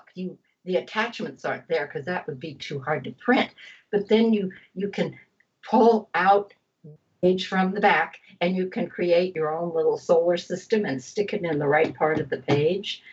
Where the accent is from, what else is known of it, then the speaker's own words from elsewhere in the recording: Ohio, United States; I'm from Ohio.